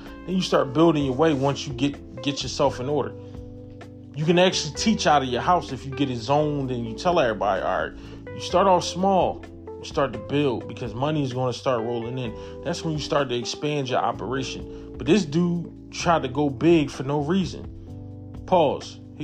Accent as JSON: {"language": "English", "country": "United States", "said": "I'm black American."}